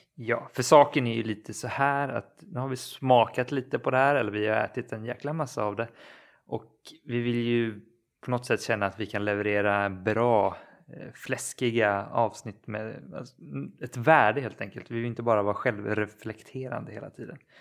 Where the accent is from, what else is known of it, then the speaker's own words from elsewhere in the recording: Kalmar County, Sweden; moved away; jag befinner mig faktiskt hemma på Öland och jag är också hos mina föräldrar